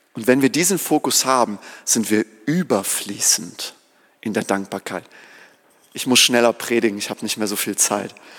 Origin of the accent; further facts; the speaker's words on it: Germany; wir als Deutsche